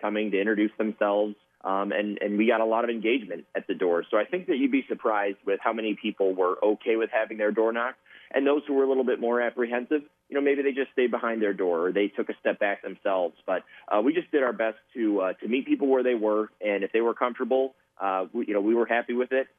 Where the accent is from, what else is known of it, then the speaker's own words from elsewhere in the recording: Port Huron, Michigan, United States; I was born and raised in the Port Huron area, attended local schools